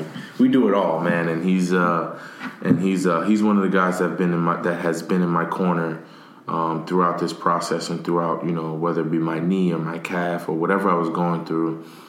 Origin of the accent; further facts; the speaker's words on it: Paterson, New Jersey, United States; that was me growing up in Patterson, New Jersey, going through what I was going through.